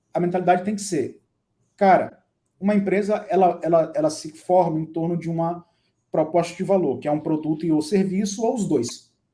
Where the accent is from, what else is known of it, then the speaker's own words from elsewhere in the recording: Brazil; a gente, enquanto latino-americano e brasileiro